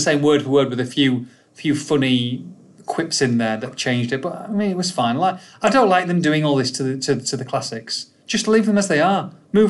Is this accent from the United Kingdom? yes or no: yes; United Kingdom; accent: English accent; moved away; also born or lived in San Diego; British guy